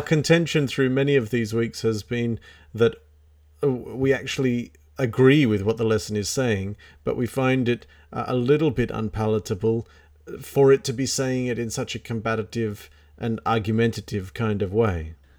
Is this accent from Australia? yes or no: yes; Australia